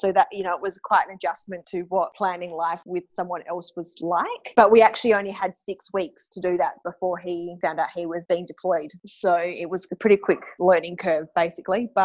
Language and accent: English; Adelaide, South Australia, Australia; moved away as an adult; also born or lived in Darwin / Canada; I came back from Canada in the June. I just wasn't quite ready to be back in Adelaide.